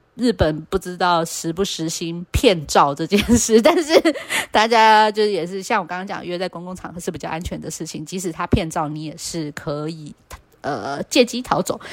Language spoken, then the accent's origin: Chinese; Taiwan; 我们就是台湾人不会想说要